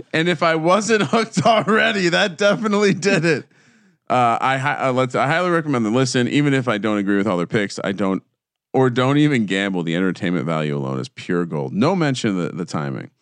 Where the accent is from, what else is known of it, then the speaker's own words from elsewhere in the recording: New Jersey, United States; I grew up in New Jersey